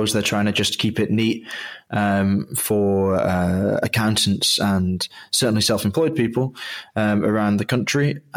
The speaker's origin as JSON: {"language": "English", "region": "England", "country": "United Kingdom", "tie": "born or raised there", "said": "I grew up in England"}